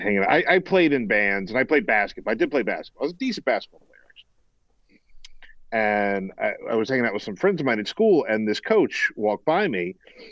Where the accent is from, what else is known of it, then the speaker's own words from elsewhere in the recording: South Carolina, United States; I grew up in South Carolina, and the football coach at my high school